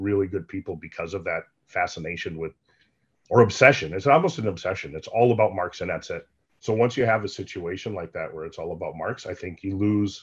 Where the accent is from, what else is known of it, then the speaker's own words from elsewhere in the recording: United States; moved away as an adult; now in Canada; I'm an American, but I work in Canada now for the last 13 years